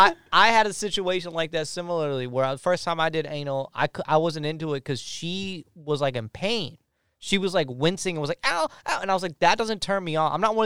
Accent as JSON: {"language": "English", "country": "India", "said": "I am from India"}